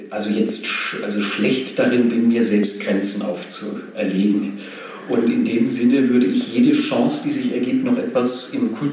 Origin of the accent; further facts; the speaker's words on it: Nöttingen, Baden-Württemberg, Germany; also born or lived in Pforzheim; Genau, richtig.